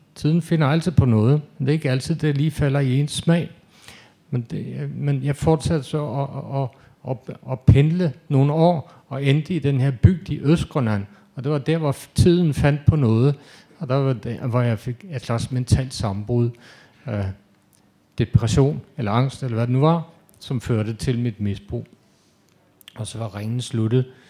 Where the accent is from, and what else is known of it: Denmark; also born or lived in Norway